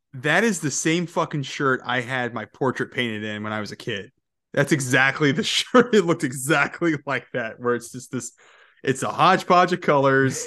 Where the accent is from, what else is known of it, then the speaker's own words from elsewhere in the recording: Georgia, United States; I grew up in Georgia